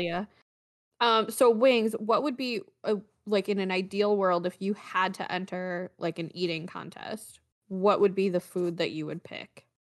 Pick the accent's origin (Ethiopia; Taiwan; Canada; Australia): Canada; now in United States; I am a Canadian living in the US.